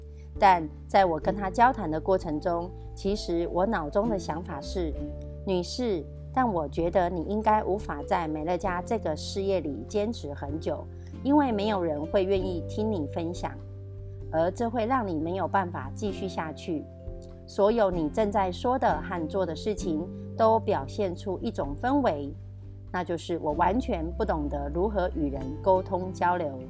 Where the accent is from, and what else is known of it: Miaoli County, Taiwan